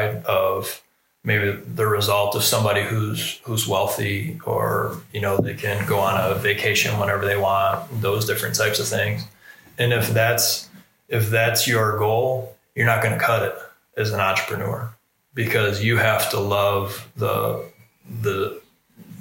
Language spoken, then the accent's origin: English; Michigan, United States; moved away as an adult; now in Ohio, United States; I'm from Michigan